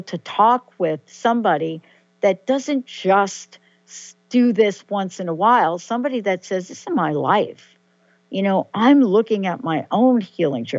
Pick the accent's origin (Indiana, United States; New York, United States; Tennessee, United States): New York, United States; I'm a girl from New York